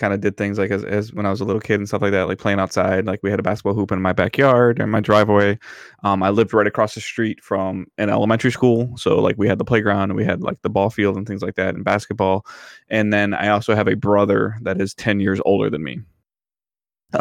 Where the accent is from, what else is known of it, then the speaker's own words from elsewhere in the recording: Detroit, Michigan, United States; growing up in Metro Detroit